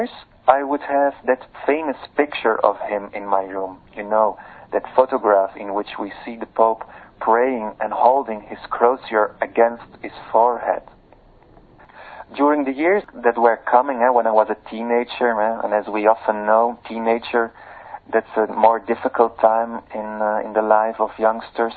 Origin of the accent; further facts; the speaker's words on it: Leuven, Flanders, Belgium; here in my hometown, Louvain, in Belgium